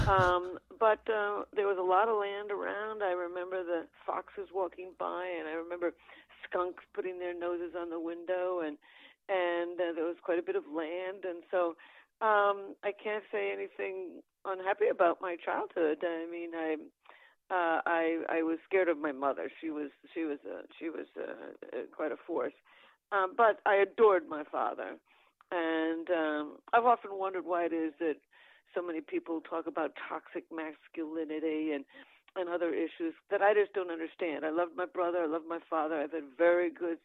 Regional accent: New Canaan, Connecticut, United States; also born or lived in New York City; I grew up in New Canaan, Connecticut, which is, a bedroom community for New York.

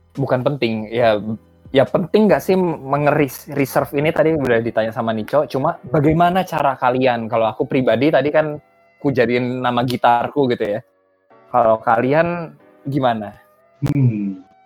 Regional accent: Balikpapan, East Kalimantan, Indonesia; moved away; Aku dari Balikpapan, tapi bukan orang Dayak Tulen, karena bapake adalah orang Jawa, jadi half-half

